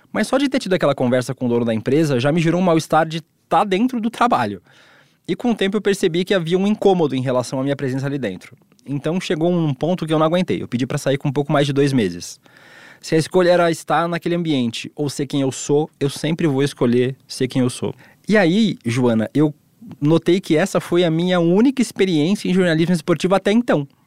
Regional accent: Balneário Camboriú, Santa Catarina, Brazil; Balneário Camboriú, onde eu cresci

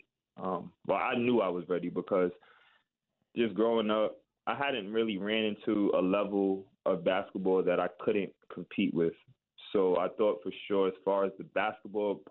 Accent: New York, United States; I'm from New York

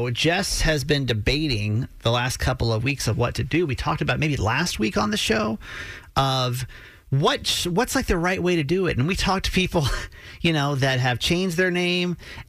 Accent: the South, United States; moved away; I grew up in the South, really super, super traditional ways of doing things.

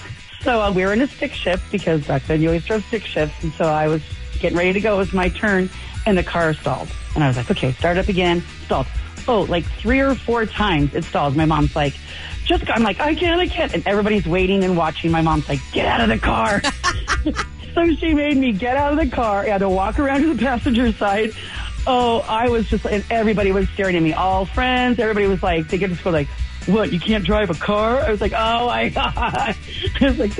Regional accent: Lake Arrowhead, California, United States; I grew up in Lake Arrowhead.

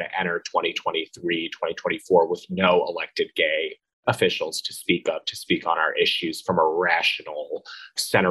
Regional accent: Philadelphia suburbs, Pennsylvania, United States; moved away as an adult; also born or lived in Washington, D.C. / Brooklyn, New York; I grew up in Philadelphia suburbs, went to Georgetown, very sort of blue environment, lived in Brooklyn

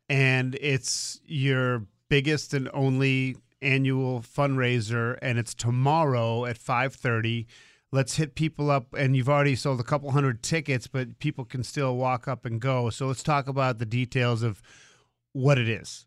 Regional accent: Boston, Massachusetts, United States; moved away; I grew up in Boston

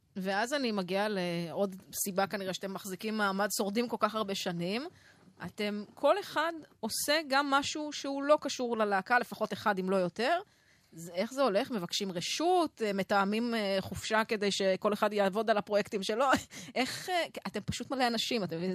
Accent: Jezreel Valley, Northern District, Israel; אני מעמק יזרעאל

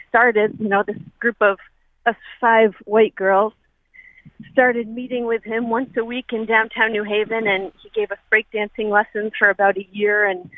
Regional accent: New Haven, Connecticut, United States; I grew up in New Haven and was hanging around in downtown New Haven in the 90s with my best friends

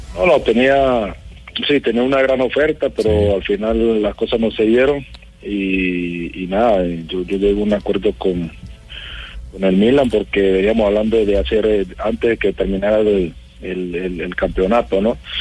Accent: Colombia; todos somos colombianos

